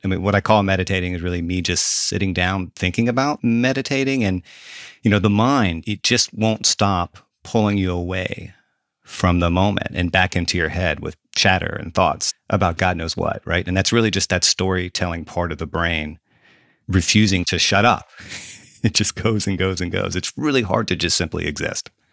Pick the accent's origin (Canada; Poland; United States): United States; the South; I'm a Southerner